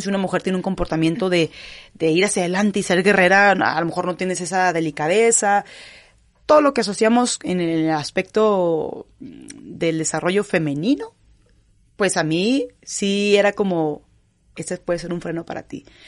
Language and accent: Spanish; Gómez Palacio, Durango, Mexico; also born or lived in Canada / Kazakhstan; now in Monterrey, Mexico; soy originaria de Gómez Palacio, Durango, la región de La Laguna, la comarca lagunera, lagunera 100%